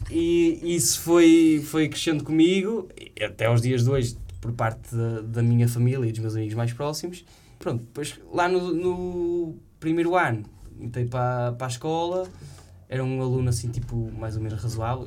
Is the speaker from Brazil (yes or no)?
no; Santo Tirso, Norte, Portugal; moved away as an adult; sou de São Tirso, né? Mas depois sou de uma aldeia que é Monte Córdoba.